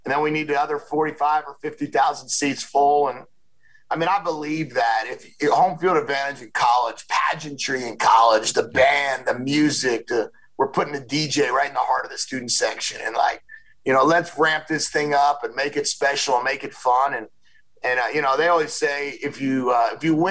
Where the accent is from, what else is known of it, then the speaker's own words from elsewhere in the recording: New Jersey, United States; when I was a kid growing up in New Jersey